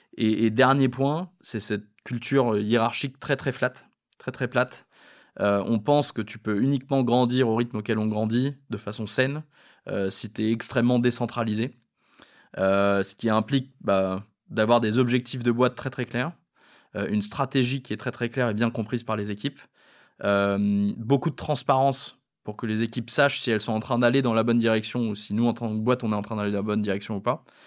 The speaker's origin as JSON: {"language": "French", "country": "France", "said": "étant français"}